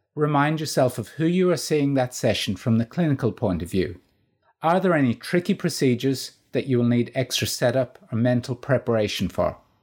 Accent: Ireland; moved away as an adult; also born or lived in Northern Ireland; now in Australia; Being Irish

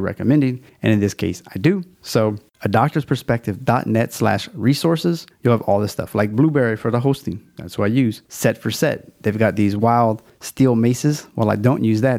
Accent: Louisiana, United States; It's my home state

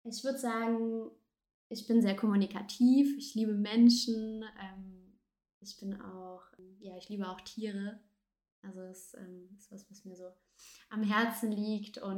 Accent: southern France, France; Ich bin in, bin in Frankreich tatsächlich geboren. Ja. Ähm, meine Eltern waren damals beruf, aus beruflichen Gründen in Frankreich. Und ich bin tatsächlich in Südfrankreich geboren und auch groß geworden.

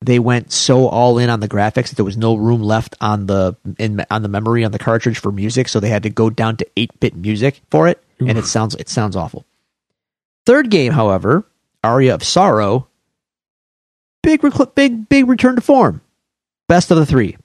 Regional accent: Buffalo, New York, United States; I'm from Buffalo

